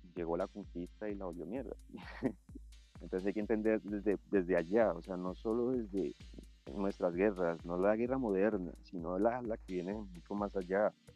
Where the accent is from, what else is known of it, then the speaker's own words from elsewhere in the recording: Colombia; como colombianos